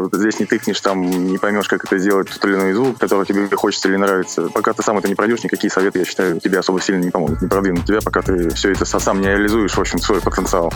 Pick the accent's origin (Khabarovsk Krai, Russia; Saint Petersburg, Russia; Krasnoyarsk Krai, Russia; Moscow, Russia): Moscow, Russia; also born or lived in Cologne, Germany; родился в Кёльне и было всего лишь три года. А родители переехали сюда, в Москву, поэтому как бы здесь так я и живу с тех лет